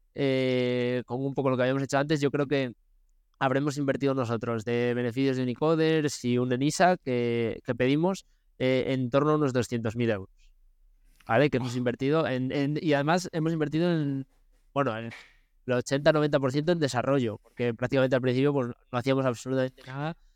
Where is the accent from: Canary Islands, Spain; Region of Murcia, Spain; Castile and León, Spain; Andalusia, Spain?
Castile and León, Spain; León; also born or lived in United States; Nosotros somos de León y estamos en León